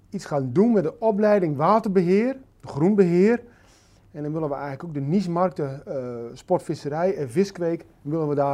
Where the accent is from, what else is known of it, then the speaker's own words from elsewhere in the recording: Groningen, Netherlands; moved away as an adult; now in Drenthe, Netherlands; 52 jaar. Ik woon momenteel in de provincie Drenthe. Ik ben een geboren Groninger.